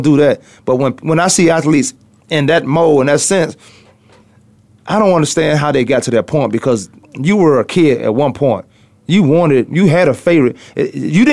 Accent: Virginia, United States; I'm from Virginia

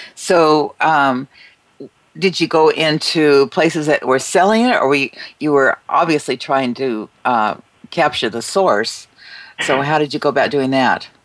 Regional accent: United States; as American citizens

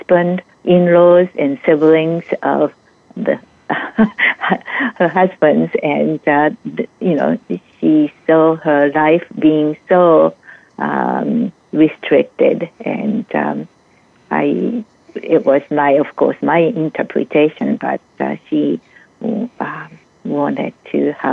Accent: Japan; moved away as an adult; now in United States; I am originally from Japan.

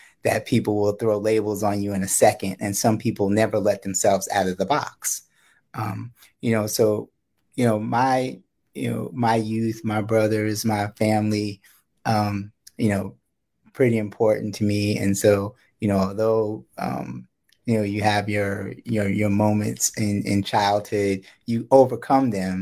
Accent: New York, United States; I grew up in New York, and you know, had my upbringing

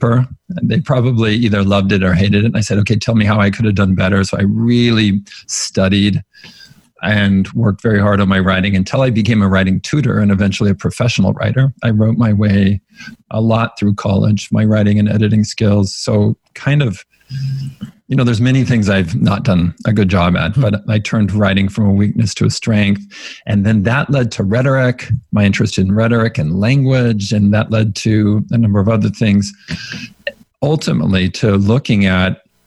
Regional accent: California, United States; I grew up in the Mormon tradition in California

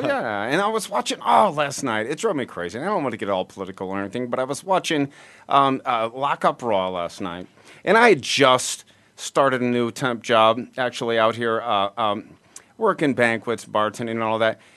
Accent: Peoria, Illinois, United States; Peoria, Illinois, where okay. we're from

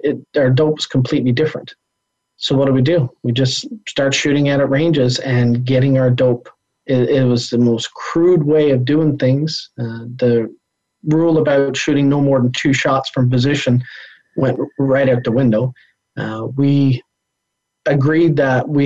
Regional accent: Canada; as a Canadian

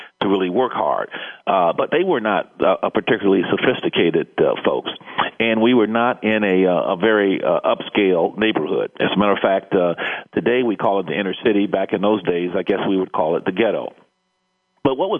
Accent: Chicago, Illinois, United States; also born or lived in Birmingham, Alabama / Dothan, Alabama; I'm Alabama born and Chicago bred. And I'm always sure to bring out the Alabama portion of it, because even though I left Birmingham and Dothan, Alabama at the age of three, being raised in Chicago

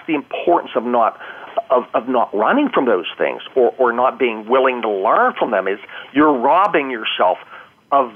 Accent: Pennsylvania, United States; my hometown

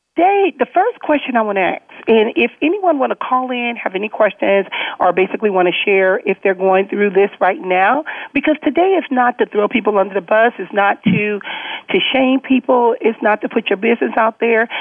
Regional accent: Compton, California, United States; growing up in Compton, most of my friends were always men

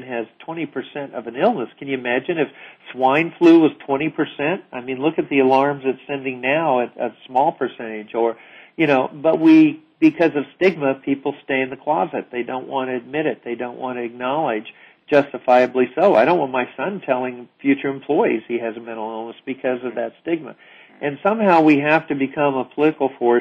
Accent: Virginia, United States; Virginia Tech, my home state

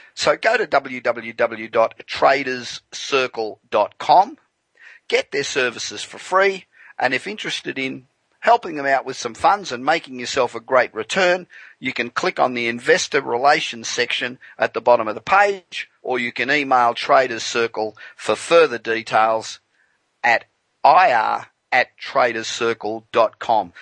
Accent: Australia; now in Los Angeles, United States; the Aussies, my original home

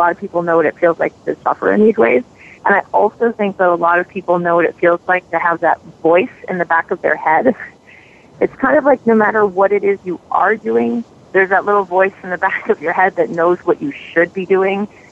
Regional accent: New York City, New York, United States; I was raised in the Bronx in New York City

